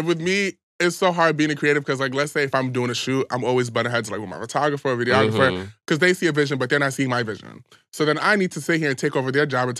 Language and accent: English; New York City, New York, United States; I'm from the Bronx.